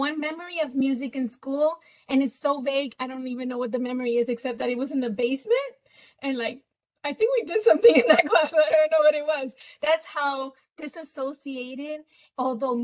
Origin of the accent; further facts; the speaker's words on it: Puerto Rico; moved away; I'm from Puerto Rico, and in Puerto Rico, you know, they in the holidays do like parrandas